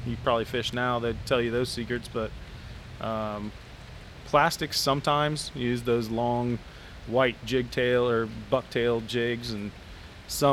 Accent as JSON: {"language": "English", "town": "Bradenton", "region": "Florida", "country": "United States", "tie": "born or raised there", "said": "I grew up in Bradenton, born and raised Florida"}